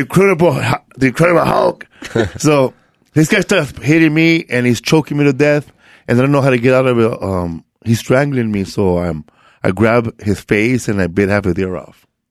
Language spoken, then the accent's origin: English; Los Angeles, California, United States; I grew up in um, Boyle Heights. Um, it's like people confuse it to East LA, but um, I'm like closer to downtown LA.